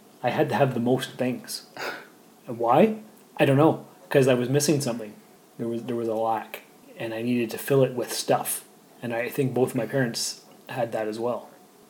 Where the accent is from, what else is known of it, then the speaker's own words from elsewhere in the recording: England, United Kingdom; Is it because I'm English and you're mostly French and you think the communication styles won't no. match up?